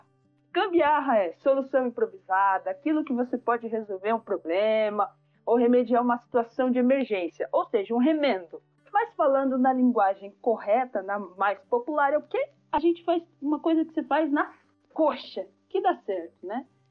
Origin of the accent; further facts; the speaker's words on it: São Paulo, Brazil; sou nascida, criada na zona norte de São Paulo, aqui nas quebradas do Jardim Tremembé